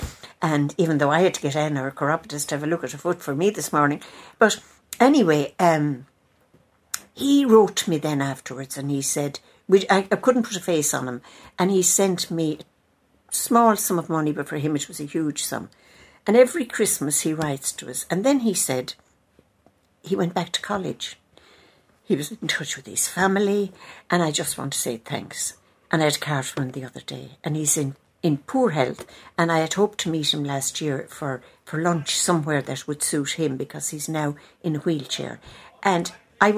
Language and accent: English; Tipperary, Munster, Ireland; moved away; I come from Tipperary